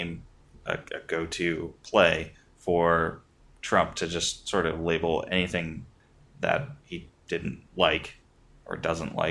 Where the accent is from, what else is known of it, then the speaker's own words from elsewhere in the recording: Maryland, United States; growing up in Maryland, everybody either had the Baltimore Sun or the Washington Post